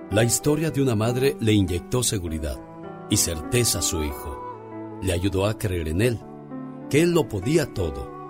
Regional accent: Villa Purificación, Jalisco, Mexico; moved away; porque un día salí de Jalisco, exactamente de Villa Purificación Jalisco. Pero Villa Purificación Jalisco nunca, pero nunca salió de mí.

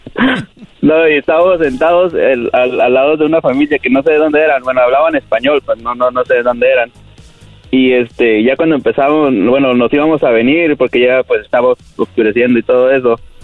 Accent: Oaxaca, Mexico; moved away; Oaxaca, ahí donde es el gallo

